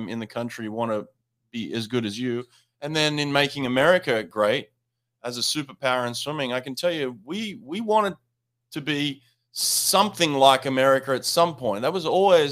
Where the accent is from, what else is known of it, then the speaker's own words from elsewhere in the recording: Australia; I'm Australian